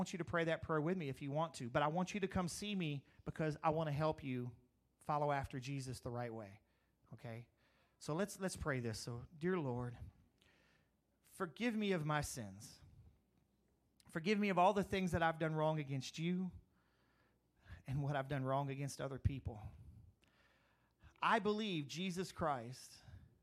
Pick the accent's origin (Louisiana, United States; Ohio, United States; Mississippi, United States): Louisiana, United States; Crowley; also born or lived in Eunice, Louisiana; when I grew up in Crowley